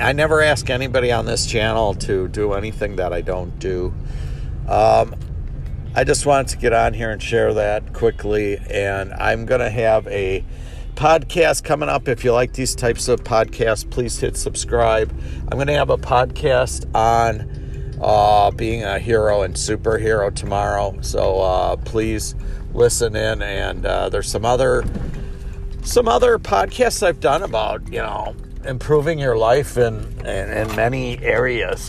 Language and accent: English; United States; I am an American